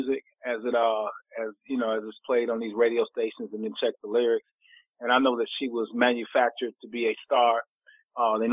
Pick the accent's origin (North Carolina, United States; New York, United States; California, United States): California, United States; Los Angeles; my hometown, my own neighborhood in Los Angeles